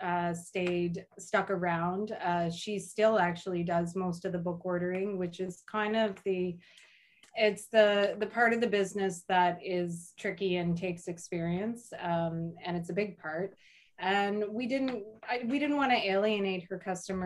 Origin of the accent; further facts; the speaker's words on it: Arnprior, Ontario, Canada; I grew up on a farm between Arm Prior and Renfrew, and I went to high school in Arm Prior